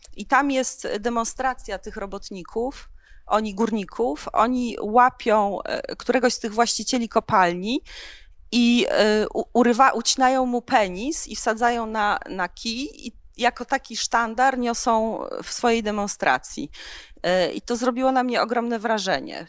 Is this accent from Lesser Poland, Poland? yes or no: yes; Tarnów, Lesser Poland, Poland; ja pochodzę z Tarnowa